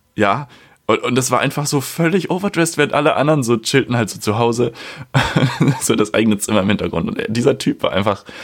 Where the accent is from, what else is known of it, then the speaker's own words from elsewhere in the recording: a village in Schleswig-Holstein, Germany; now in Hamburg, Germany; ich bin ja auch auf dem Dorf aufgewachsen bei meiner Mama